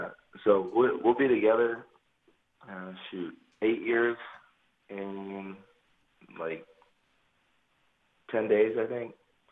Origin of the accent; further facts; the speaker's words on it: about an hour west of Chicago, Illinois, United States; I'm from Illinois, about an hour west of Chicago.